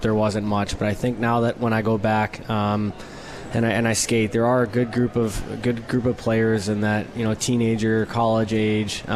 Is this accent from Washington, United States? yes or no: no; Cleveland, Ohio, United States; moved away as an adult; now in Utica, United States; my whole life, growing up in Cleveland